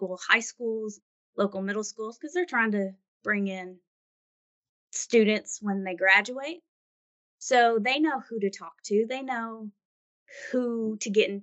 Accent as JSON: {"language": "English", "town": "Owensboro", "region": "Kentucky", "country": "United States", "moved": "yes", "said": "I'm from Owensboro, Kentucky, back in Western Kentucky"}